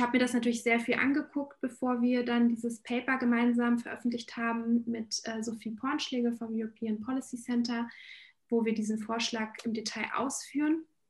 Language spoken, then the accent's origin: German; Berlin, Germany; ich äh, bin Berlinerin und meine Wurzeln sind ursprünglich in Polen